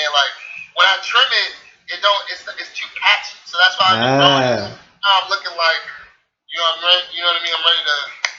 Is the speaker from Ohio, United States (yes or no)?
no; Upper Marlboro, Maryland, United States; also born or lived in Largo, Maryland / Glendale, Maryland / Calvert County, Maryland; Specifically, I'm from Marlboro, Maryland. That's in the Prince George's County. Born and raised up in Marlboro. Grew up in Largo a little bit, which is about 10 minutes from it. Moved around a lot. Since I was born and up in Marlboro, I moved almost all over Maryland